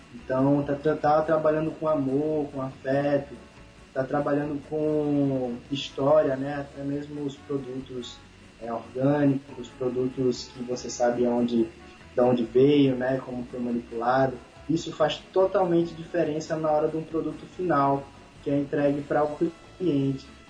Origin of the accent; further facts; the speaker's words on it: Pipa, Rio Grande do Norte, Brazil; Cresci na pipa, nasci fui criado